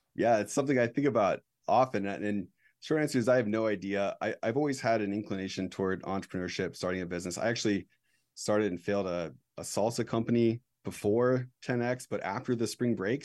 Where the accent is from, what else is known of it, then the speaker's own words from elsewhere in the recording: United States; as an American